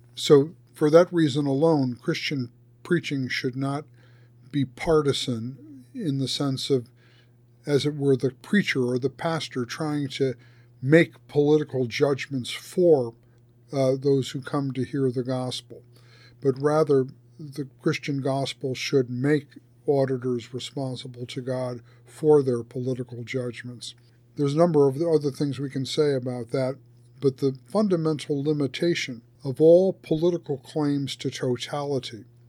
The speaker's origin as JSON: {"language": "English", "country": "United States", "said": "as an American citizen"}